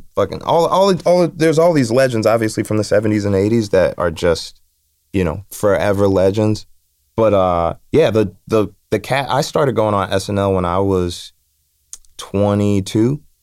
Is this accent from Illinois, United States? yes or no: yes; Chicago, Illinois, United States; I'm from Chicago